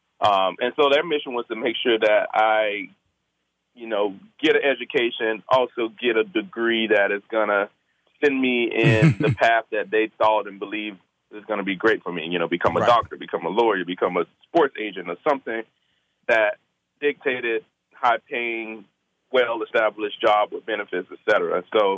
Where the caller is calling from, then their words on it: Seattle, Washington, United States; I'm in Seattle, Washington. I'm home before I'm headed to work.